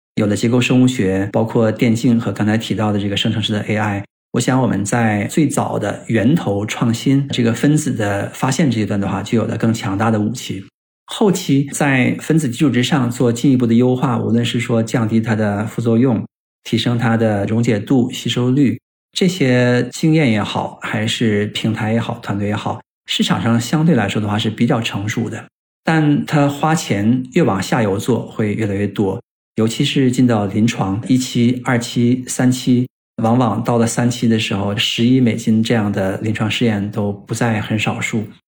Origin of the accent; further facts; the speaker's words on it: China; 对于我们中国人的话，我到Boston感觉虽然环境很好